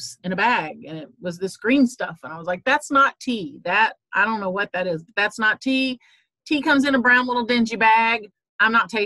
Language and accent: English; Southern Indiana, United States; I grew up in Southern Indiana